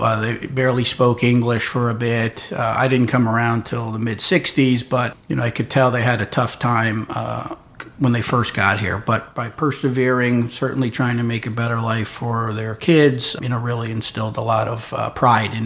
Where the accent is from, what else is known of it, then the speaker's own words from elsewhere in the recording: Darien, Connecticut, United States; I grew up in Darien, Connecticut